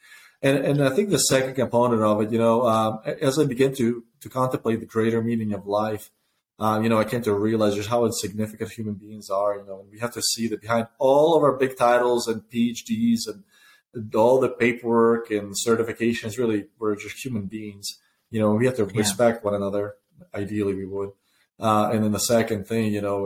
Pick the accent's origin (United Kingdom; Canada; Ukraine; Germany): Ukraine; also born or lived in Soviet Union; now in United States; When I was growing up in Ukraine